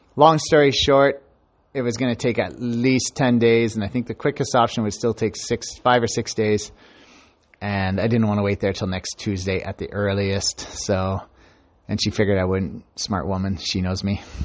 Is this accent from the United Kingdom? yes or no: no; Canada; I'm Canadian